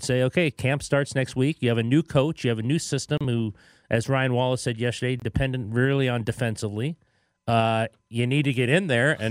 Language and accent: English; Canada; I'm from Canada